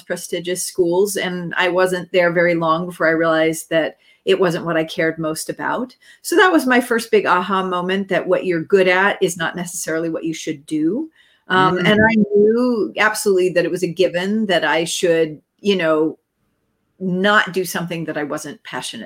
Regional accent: Southern California, United States; moved away as an adult; I grew up in Southern California

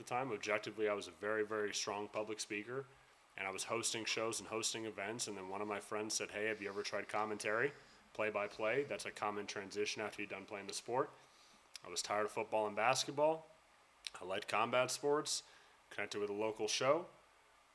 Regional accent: United States; accent: American

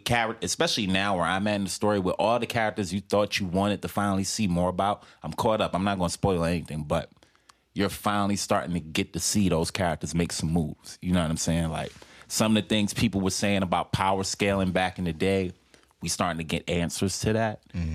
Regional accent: New York City, New York, United States; I'm from Harlem

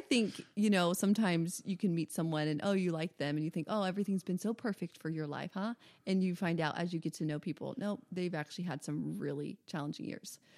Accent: the South, United States; I'm from the South

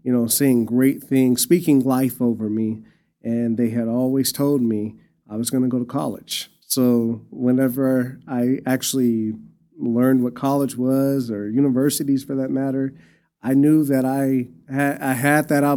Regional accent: Amarillo, Texas, United States; I was born and raised here in Amarillo, Texas

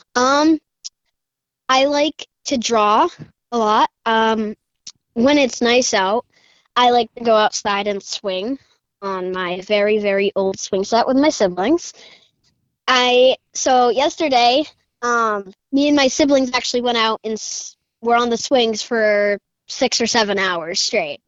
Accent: Richmond, Massachusetts, United States; I'm nine years old. I'm from Richmond, Massachusetts

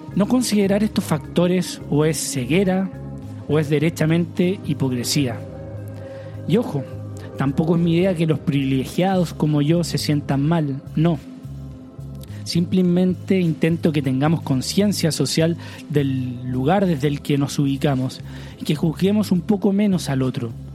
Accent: Chile; En mi país, Chile

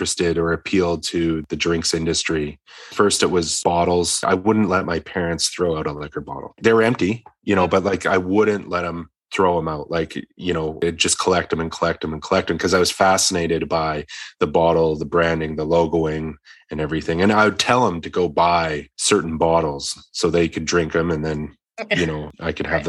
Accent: Victoria, British Columbia, Canada; moved away; also born or lived in Edmonton, Alberta; I was growing up in Victoria at the time

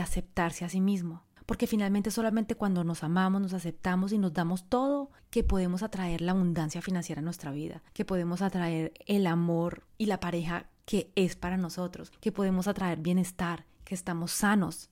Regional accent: Colombia; moved away as an adult; also born or lived in France; era colombiana, venía de un país en vía de desarrollo, venía de una familia pobre

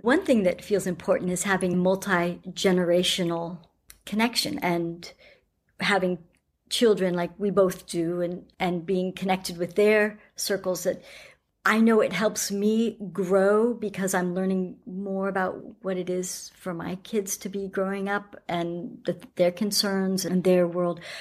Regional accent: United States; now in New Zealand; being American and living in New Zealand

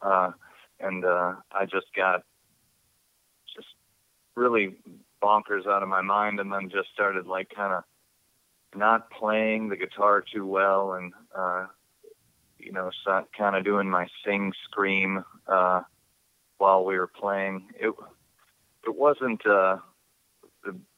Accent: Midwest, United States; accent: Midwest; moved away as an adult; now in Pacific Northwest, United States; when they hear me talk out here, they can tell that I'm from the Midwest because of the way I say certain words

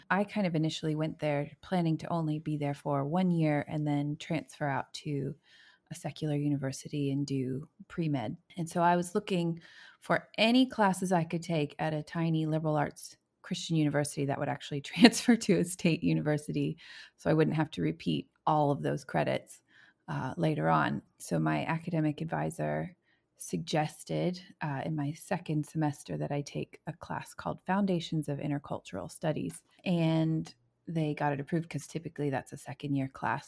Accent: United States; moved away as an adult; also born or lived in Indianapolis, Indiana; now in New Zealand; my own context as an American

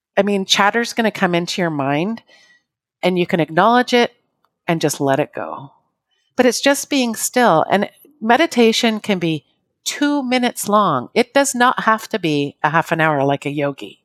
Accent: Canada; I'm Canadian

